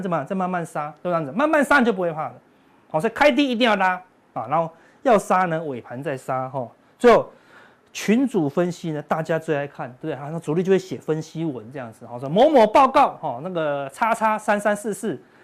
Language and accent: Chinese; Taiwan; 我们台湾人